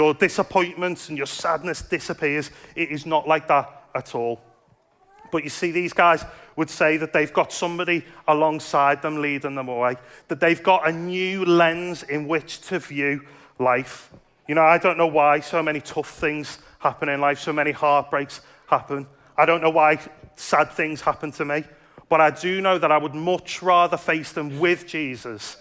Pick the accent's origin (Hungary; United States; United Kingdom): United Kingdom; Liverpool, North West England; now in Dudley, United Kingdom; I grew up in Liverpool, and Liverpool's quite a Catholic